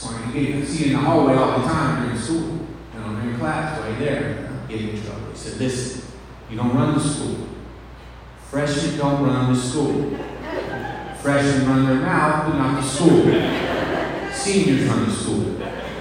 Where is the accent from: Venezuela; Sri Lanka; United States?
United States; Covington; I grew up here in Covington